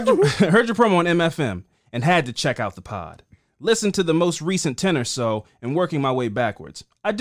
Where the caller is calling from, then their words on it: Louisville, Kentucky, United States; I'm writing from Louisville, and thank you for talking about Breonna Taylor.